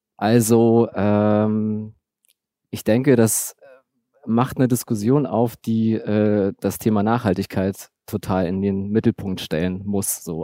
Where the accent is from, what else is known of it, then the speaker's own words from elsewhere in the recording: Berlin, Germany; ich bin in, in Ostberlin Tübingen groß geworden, in Herresdorf im Südteil, so Einfamilienhausgegend